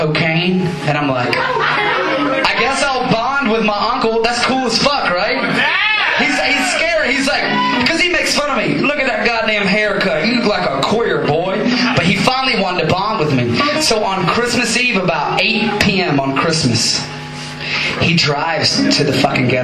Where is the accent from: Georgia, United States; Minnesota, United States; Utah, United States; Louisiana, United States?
Georgia, United States; South; now in Atlanta, United States; I'm from South Georgia, not Atlanta